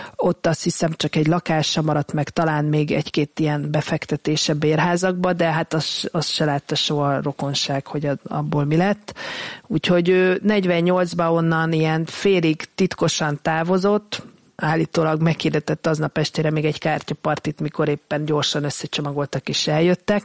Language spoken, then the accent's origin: Hungarian; Hungary; mi, mint magyarok